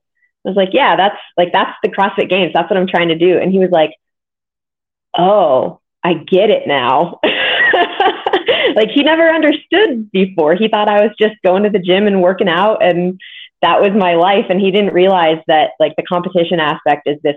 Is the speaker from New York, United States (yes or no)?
no; Modesto, California, United States; moved away as an adult; also born or lived in New Jersey; My parents still live in Modesto, which is where I grew up